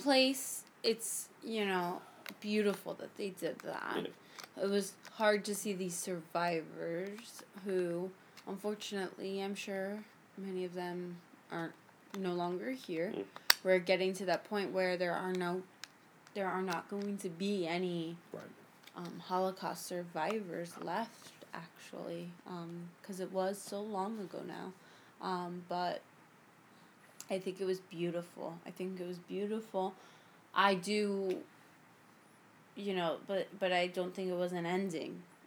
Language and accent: English; South Florida, United States; I'm from South Florida